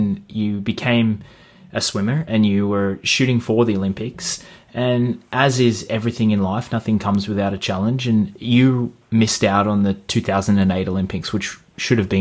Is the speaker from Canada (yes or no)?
no; Australia; We did similar things when we were kids as well, growing up in Australia.